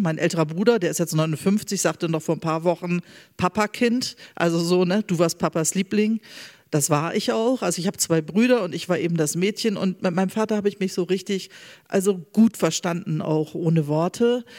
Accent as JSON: {"language": "German", "town": "Bremerhaven", "region": "Bremen", "country": "Germany", "tie": "born or raised there"}